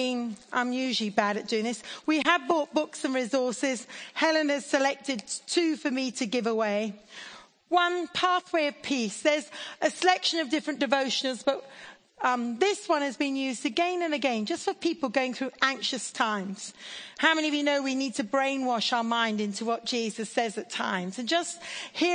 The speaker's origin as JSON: {"language": "English", "country": "India", "tie": "born or raised there", "moved": "yes", "lives_now": "Oxford, United Kingdom", "said": "I grew up in India."}